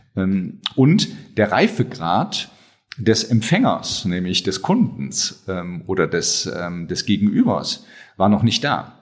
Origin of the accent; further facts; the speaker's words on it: Rhineland, Germany; ich bin Rheinländer, gebürtiger Rheinländer, ähm, hab, ähm, bin dort groß geworden